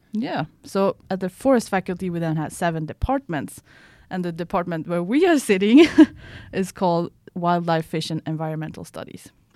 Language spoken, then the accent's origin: English; Piteå, Norrbotten County, Sweden; moved away as an adult; now in Umeå, Sweden; I'm from Sweden, um, but from Piteå, which is two hundred and ten kilometers north from here